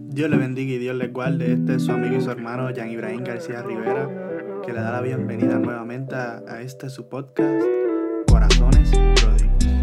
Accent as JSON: {"language": "Spanish", "country": "Puerto Rico", "said": "yo como puertorriqueño, que no soy ah, negro"}